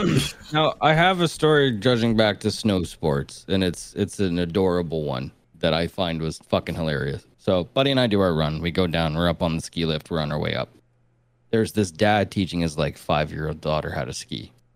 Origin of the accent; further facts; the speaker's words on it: Canada; I'm Canadian. I've never been to California.